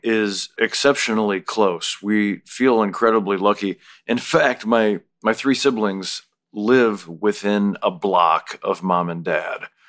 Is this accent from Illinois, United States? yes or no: yes; Minooka, Illinois, United States; moved away as an adult; also born or lived in Chicago; now in Los Angeles, United States; when I was growing up and we'd go to the Cubs game or go into town to see the Nutcracker at Christmas